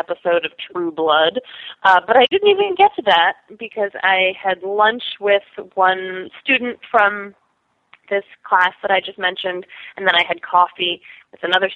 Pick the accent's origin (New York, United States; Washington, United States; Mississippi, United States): New York, United States; New York City; also born or lived in Oberlin, Ohio / Madison, Wisconsin; now in Brooklyn, United States; I grew up on the Upper West Side in Manhattan